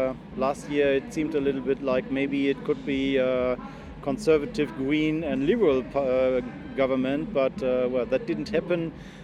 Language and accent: English; Berlin, Germany; I'm from Berlin, Germany